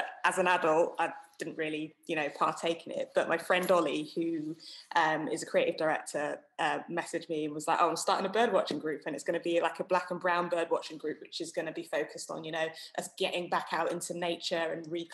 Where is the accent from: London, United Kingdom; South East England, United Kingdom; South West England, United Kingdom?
South West England, United Kingdom; Somerset; I grew up in Somerset, which is overwhelmingly white